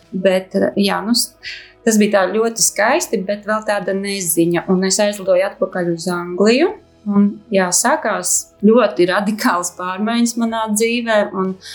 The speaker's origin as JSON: {"language": "Latvian", "town": "Bauska", "country": "Latvia", "also_born_or_lived": "England", "moved": "as an adult", "said": "esmu no Bauskas"}